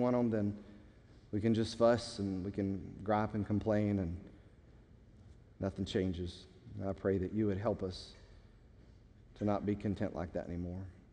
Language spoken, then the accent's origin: English; United States; we, as especially American Christians